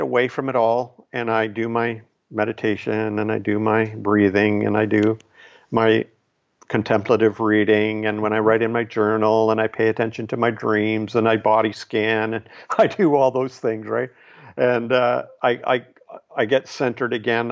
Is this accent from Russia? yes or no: no; Canada; here I'm Canadian. I'm not even American